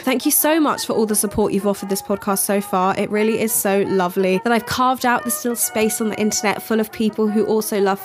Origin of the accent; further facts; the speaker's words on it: United Kingdom; as a British person